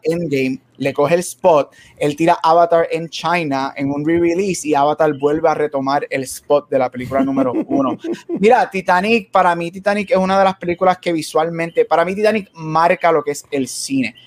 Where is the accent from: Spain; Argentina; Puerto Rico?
Puerto Rico; creciendo en Puerto Rico